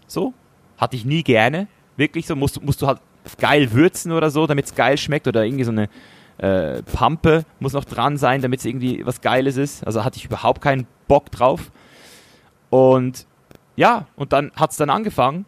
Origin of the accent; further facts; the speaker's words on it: Switzerland; als Schweizer Junge